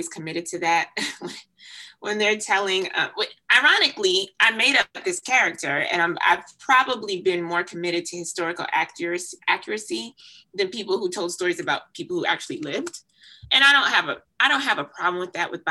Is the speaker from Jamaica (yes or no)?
yes; Jamaica; now in United States; I was born in Jamaica, so I still have a significant sense of connection to my Jamaican culture